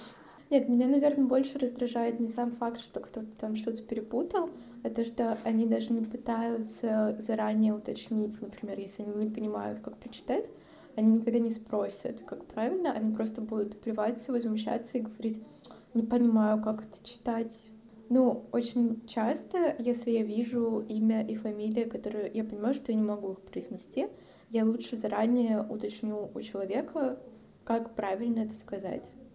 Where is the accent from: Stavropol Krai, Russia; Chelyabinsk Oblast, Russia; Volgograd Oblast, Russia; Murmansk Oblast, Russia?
Stavropol Krai, Russia; Stavropol; moved away; also born or lived in Saint Petersburg / Moscow; я родилась и выросла в России. Но я родилась и выросла, ну, типа, на Северном Кавказе